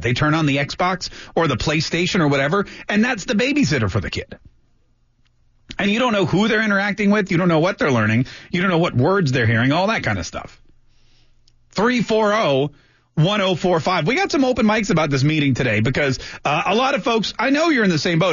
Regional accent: North Carolina, United States; when I was growing up in North Carolina

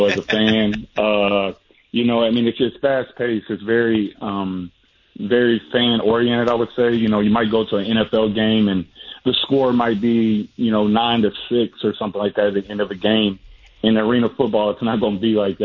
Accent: Nashville, Tennessee, United States; moved away as an adult; now in Jacksonville, United States; I'm from Nashville, Tennessee originally. That's where I was born and raised

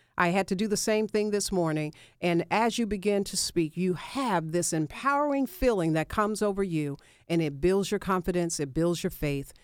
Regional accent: Memphis, Tennessee, United States; moved away as an adult; now in Atlanta, United States; I left my hometown of Memphis

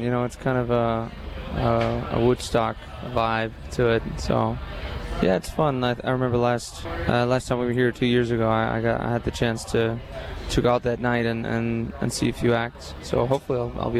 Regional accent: Iceland; moved away as an adult; now in Nashville, United States; Well, yeah, I moved to the States from Iceland about almost 3 years ago now. Originally, we were based out in Austin, but now we're based out of Nashville.

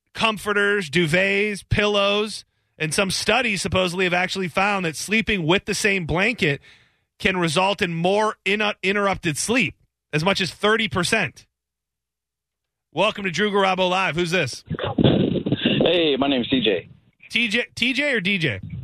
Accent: Lapeer, Michigan, United States; I grew up in Lapeer, Michigan, so I'm a, I'm a Michigan boy myself

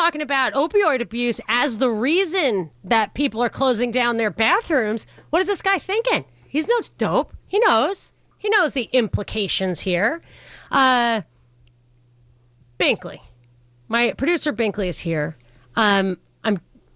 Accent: New York City, New York, United States; I grew up in New York City

